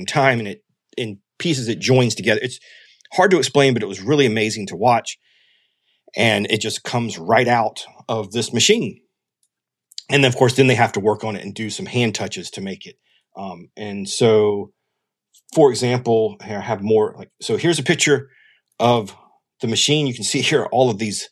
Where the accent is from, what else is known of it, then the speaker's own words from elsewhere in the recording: South Carolina, United States; I'm from South Carolina